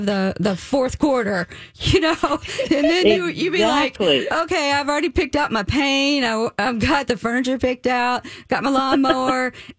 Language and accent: English; the South, United States; I am from the South.